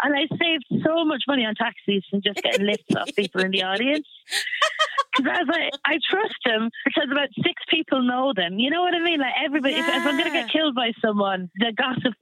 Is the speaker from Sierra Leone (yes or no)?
no; Ireland; also born or lived in Harrow, London; I was born in London, moved to Ireland, had a big English accent, got that bullied out of me, and now delighted, kind of like ingrained into being Irish now.